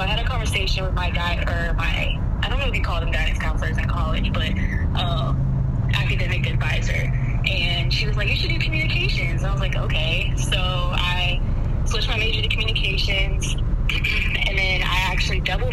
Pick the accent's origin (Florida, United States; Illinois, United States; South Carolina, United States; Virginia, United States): Virginia, United States; Woodbridge; I grew up in Woodbridge, Virginia